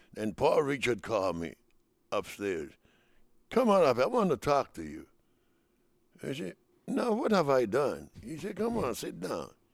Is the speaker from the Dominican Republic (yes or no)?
yes; Dominican Republic; moved away as an adult; now in United States; we come from the United St-, from the Dominican Republic, Latin players, to the United States